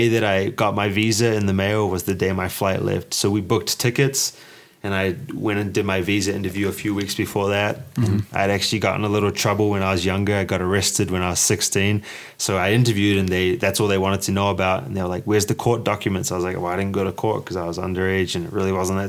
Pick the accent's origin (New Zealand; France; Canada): New Zealand; moved away as an adult; growing up in New Zealand